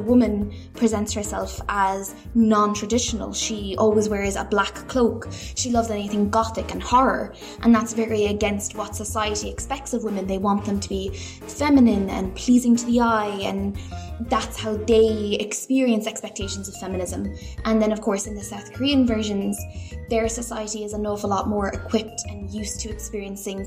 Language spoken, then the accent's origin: English; Ireland; even though I am Irish